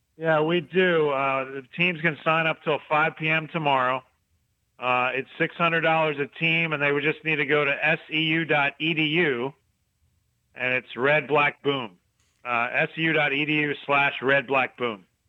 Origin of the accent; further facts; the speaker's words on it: Northeast, United States; moved away; I'm from the Northeast